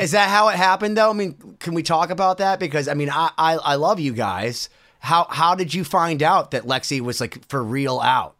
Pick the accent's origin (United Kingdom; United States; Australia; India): United States; Worcester, Massachusetts; Worcester at my hometown